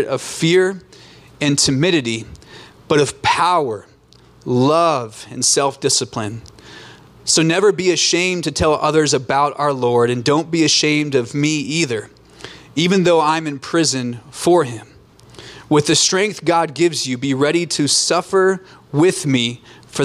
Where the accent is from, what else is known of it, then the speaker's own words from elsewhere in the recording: Alaska, United States; moved away as an adult; also born or lived in Orange County, California; I grew up in Alaska, born and raised